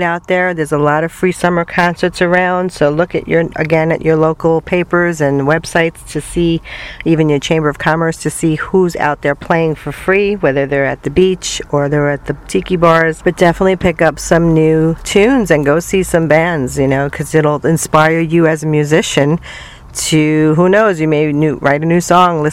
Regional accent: New York City, New York, United States; moved away as an adult; I came from New York City

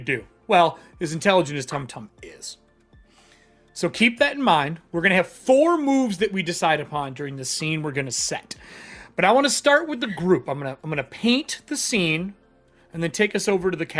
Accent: Michigan, United States; moved away; I'm from Michigan

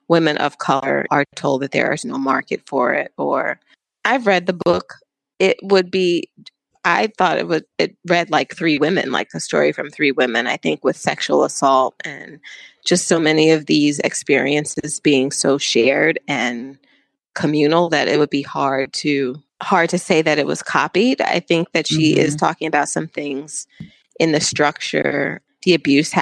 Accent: New York, United States; I was from New York

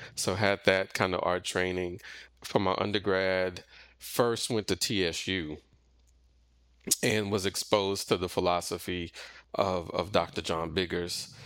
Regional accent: Missouri City, Texas, United States; I grew up primarily in the Missouri City, Sugarland area, kinda in, in the suburbs

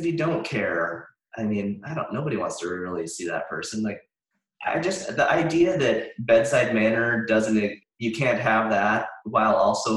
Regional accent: Montana, United States; now in Santa Barbara, United States; I grew up in Montana

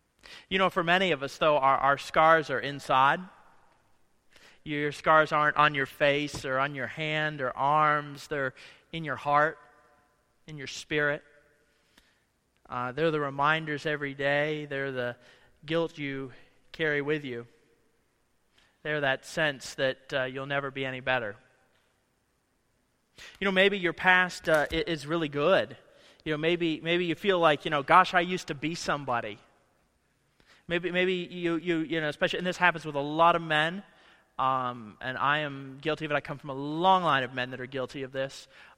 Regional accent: Ohio, United States; moved away as an adult; This week I was at home from Monday morning through Thursday afternoon in Ohio with my family, and it's so interesting to be back in the place. I haven't lived since I was 21 years old, back in the same places

